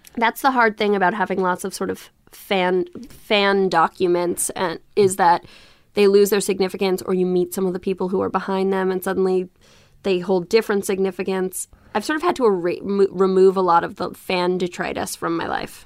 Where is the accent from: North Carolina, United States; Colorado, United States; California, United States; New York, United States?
New York, United States; I grew up in Soho in New York before it was what we know it to be